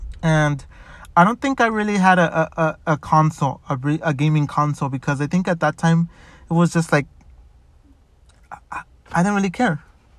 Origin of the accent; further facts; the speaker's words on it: Chicago, Illinois, United States; growing up in Chicago, I did get to meet new people, which was pretty good. But then I moved.